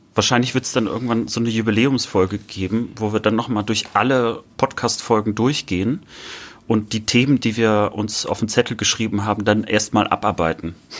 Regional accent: north-east Germany, Germany; ich sage häufiger dann Nordosten, wenn mich jemand fragt, wo, woher ich komme

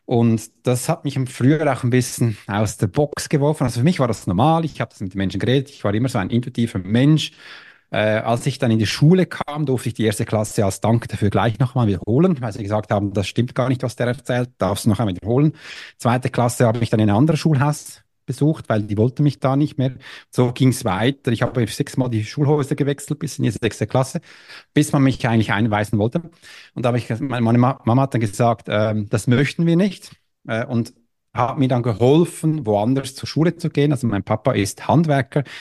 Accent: Switzerland; äh, ich bin Schweizer, ja, ich hatte mich, mein Deutsch war ein bisschen schlimmer, aber so bin ich da reingekommen

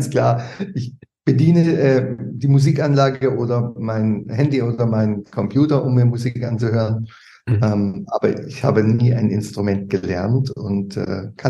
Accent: Bad Mergentheim, Baden-Württemberg, Germany; in, in der Region äh, mhm. und in Bad Mergentheim selbst. Da habe ich über 20, 25 Jahre

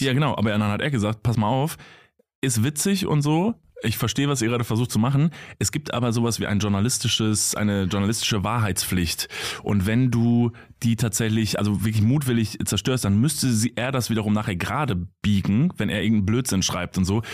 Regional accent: Kevelaer, North Rhine-Westphalia, Germany; now in Cologne, Germany; aus Kevela heißt das, ist so ein mhm. Wallfahrtsort an der holländischen Grenze

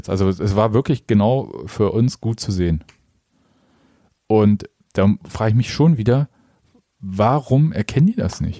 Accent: Stuttgart, Baden-Württemberg, Germany; Aber als Stuttgarter kann ich einfach irgendwie äh, einen Unionsspieler wegflexen

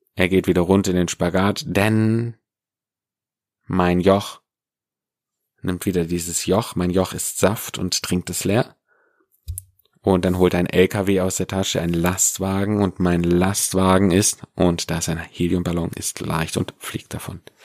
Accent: Swabia, Germany; im Schwabenland, da wo ich herkomme

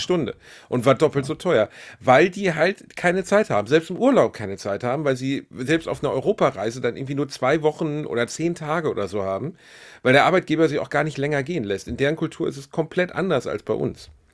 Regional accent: Essen, North Rhine-Westphalia, Germany; Upper-Class-Kind aus Essen, Altendorf

